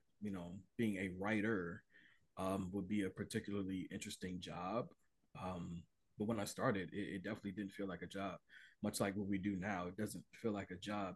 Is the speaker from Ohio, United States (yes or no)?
yes; Cleveland, Ohio, United States; being born and raised in Cleveland